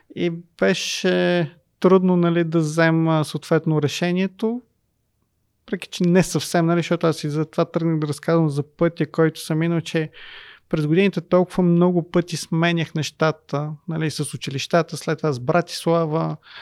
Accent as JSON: {"language": "Bulgarian", "town": "Sofia", "region": "Sofia City", "country": "Bulgaria", "tie": "born or raised there", "said": "Аз израснах в Люлин"}